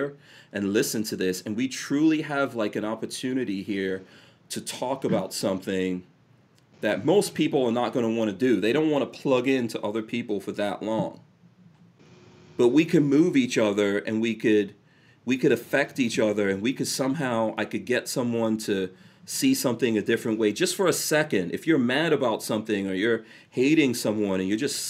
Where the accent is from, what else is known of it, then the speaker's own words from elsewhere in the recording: New York City, New York, United States; also born or lived in Caribbean / England; I grew up in New York City with a bunch of gangsters